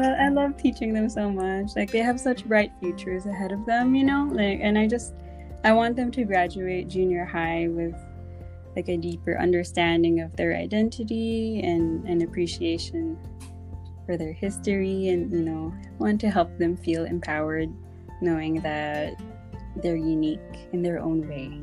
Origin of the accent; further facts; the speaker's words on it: Australia; moved away as an adult; also born or lived in Philippines; now in Japan; growing up in Australia as a Filipino